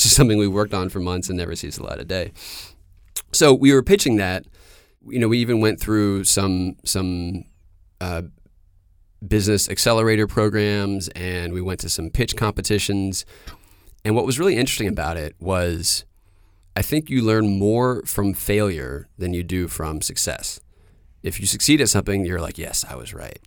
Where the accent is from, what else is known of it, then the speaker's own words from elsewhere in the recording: Durham, North Carolina, United States; moved away; also born or lived in New York; I grew up in Durham, North Carolina